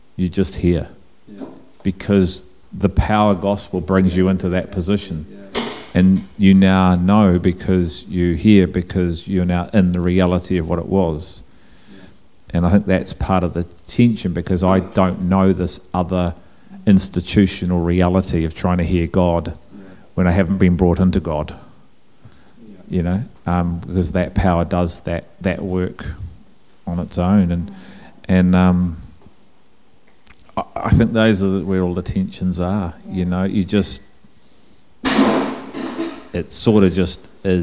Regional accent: England, United Kingdom; I'm English

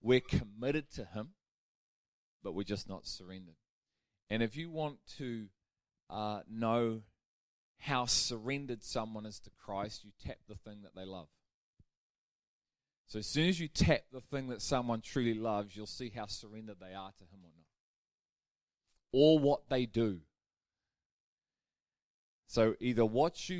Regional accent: United Kingdom; We're British.

